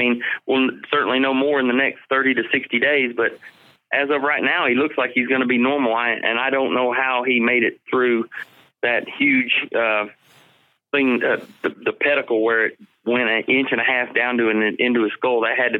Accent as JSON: {"language": "English", "region": "Ohio", "country": "United States", "tie": "born there", "said": "I was born in Ohio."}